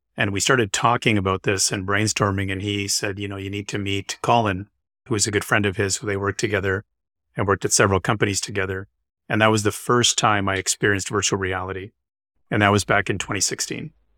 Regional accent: Winnipeg, Manitoba, Canada; moved away as an adult; also born or lived in Calgary, Alberta / London, Ontario / Boston; now in Vancouver, Canada; I grew up in Winnipeg, Manitoba, which is, uh, just north of North Dakota

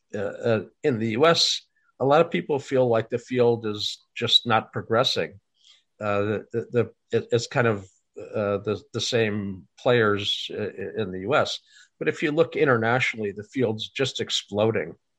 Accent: Fargo, North Dakota, United States; I grew up in Fargo

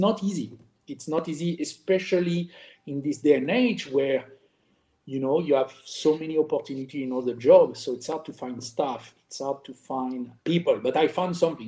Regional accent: France; English is a second language; moved away as an adult; also born or lived in Germany; now in Miami, United States; I was born and raised in France

